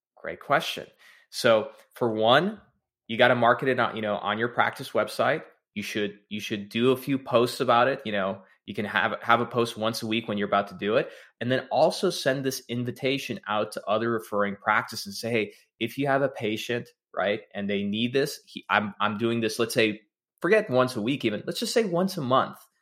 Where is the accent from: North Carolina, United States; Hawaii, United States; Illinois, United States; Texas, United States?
Texas, United States; I'm from Texas, first generation American